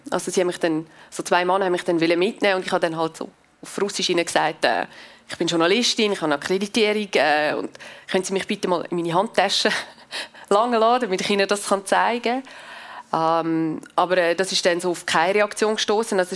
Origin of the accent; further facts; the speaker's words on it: Switzerland; ich bin äh, Schweizerin. Das heißt, ähm, es ist für mich eine ganz andere Situation als für eben meine belarussischen Freunde.